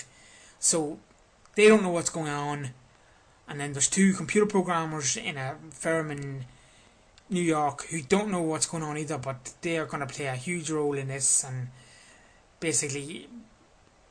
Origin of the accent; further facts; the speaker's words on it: Crossmaglen, Northern Ireland, United Kingdom; Cross Maglen, which is my hometown